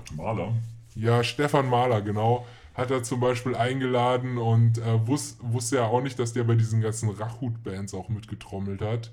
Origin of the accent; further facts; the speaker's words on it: Munich, Bavaria, Germany; wir sind ja auch aus München